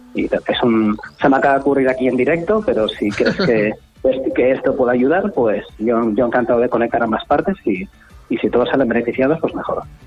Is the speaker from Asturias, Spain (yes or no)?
yes; Asturias, Spain; moved away as an adult; also born or lived in Granada / Madrid / London / Gibraltar; now in Canary Islands, Spain; Nací en Granada, eh, luego viví todo día en Asturias